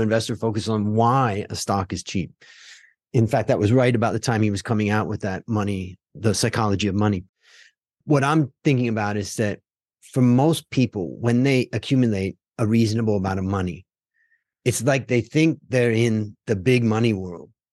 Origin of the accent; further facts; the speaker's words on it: Hudson, Ohio, United States; we grew up outside of Cleveland, Ohio, in a little town called Hudson